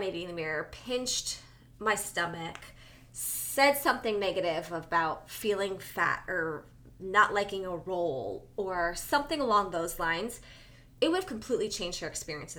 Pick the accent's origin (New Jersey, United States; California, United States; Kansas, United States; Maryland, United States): New Jersey, United States; I'm from Jersey